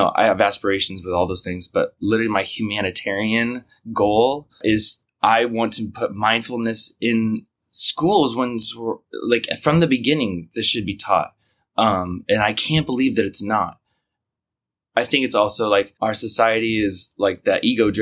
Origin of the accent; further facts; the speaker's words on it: Kansas, United States; now in New York, United States; I'm from Kansas